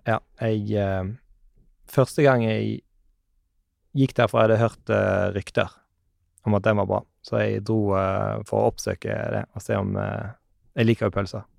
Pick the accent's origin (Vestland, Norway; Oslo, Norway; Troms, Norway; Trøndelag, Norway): Vestland, Norway; Bergen; Jeg er fra Bergen